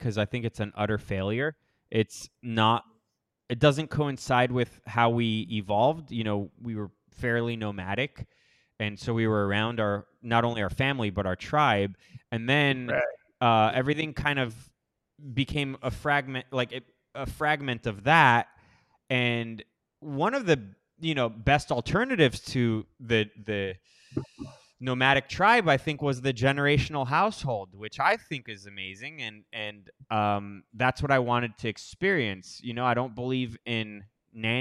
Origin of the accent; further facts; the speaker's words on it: Miami, Florida, United States; also born or lived in Los Angeles, United States; now in Costa Rica; I grew up in Miami, Florida